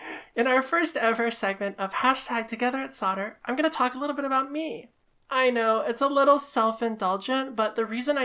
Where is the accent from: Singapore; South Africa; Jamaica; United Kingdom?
Singapore; moved away as an adult; now in Vancouver, Canada; before I came to Vancouver, I grew up in Singapore